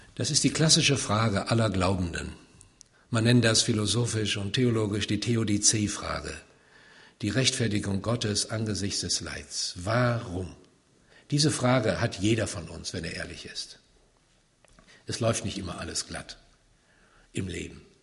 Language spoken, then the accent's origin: German; Siegen, North Rhine-Westphalia, Germany; also born or lived in Wiedenest; ich komme aus Siegen, gebürtig